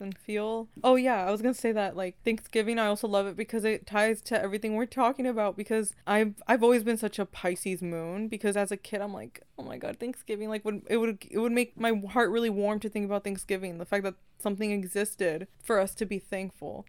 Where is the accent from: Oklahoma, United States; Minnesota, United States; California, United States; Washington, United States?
California, United States; we in California